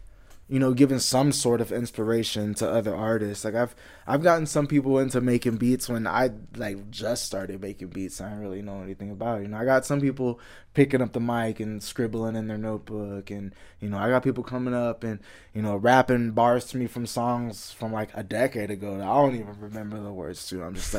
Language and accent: English; Houston, Texas, United States; me growing up in the Houston area and, you know, going through stuff like that.